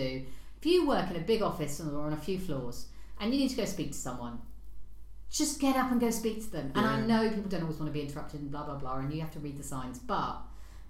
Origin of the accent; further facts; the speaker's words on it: London, United Kingdom; being a Londoner